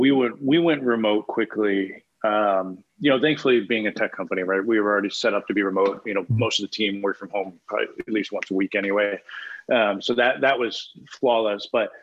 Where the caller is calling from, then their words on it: New York, United States; I am in Westchester, just north of the city.